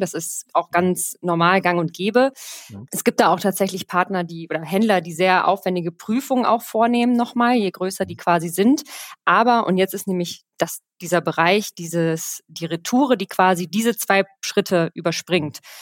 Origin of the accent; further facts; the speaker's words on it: Rhineland, Germany; now in Cologne, Germany; gebürtige Rheinländerin, äh, sesshaft in Köln